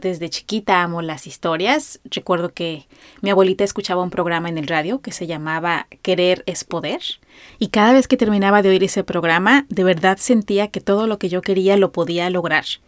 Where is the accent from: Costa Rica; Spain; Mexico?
Mexico; soy una mexicana de 42 años